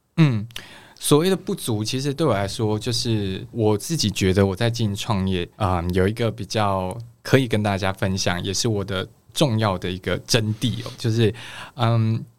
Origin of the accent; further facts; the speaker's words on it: Kaohsiung, Taiwan; moved away; 我来自高雄